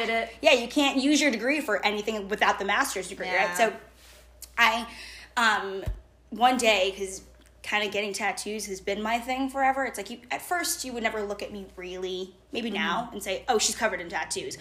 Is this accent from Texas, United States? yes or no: no; Boston, Massachusetts, United States; I grew up in Boston, Massachusetts